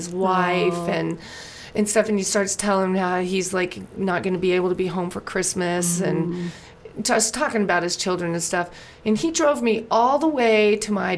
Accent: Lancaster, California, United States; where I lived, where I grew up in Lancaster

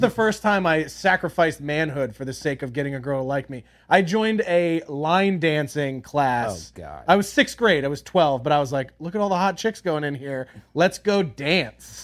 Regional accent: Philadelphia, Pennsylvania, United States; now in Los Angeles, United States; growing up in Philly called Primos

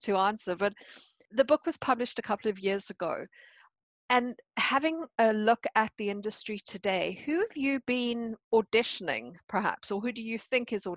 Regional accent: South Africa; being South African

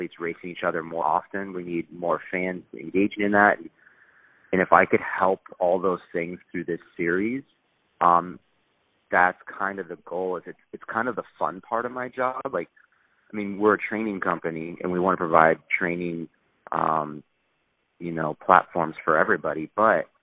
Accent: Illinois, United States; also born or lived in Seattle; now in Southern California, United States; I grew up in Illinois

